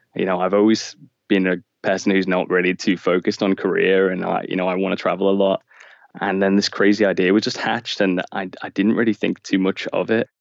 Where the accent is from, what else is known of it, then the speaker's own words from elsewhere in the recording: Liverpool, North West England, United Kingdom; now in Canterbury, United Kingdom; I'm originally from Liverpool and now I live in Canterbury in the UK.